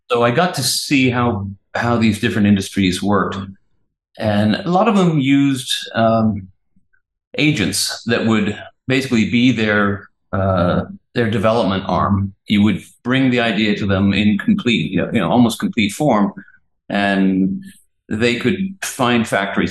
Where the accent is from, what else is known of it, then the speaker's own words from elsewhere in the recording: England, United Kingdom; moved away; I'm English